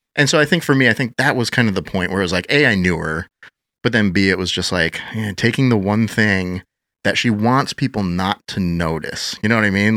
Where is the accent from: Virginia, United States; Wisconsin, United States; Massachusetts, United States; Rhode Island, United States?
Wisconsin, United States; Madison; I grew up, uh, born and raised in Wisconsin, Madison area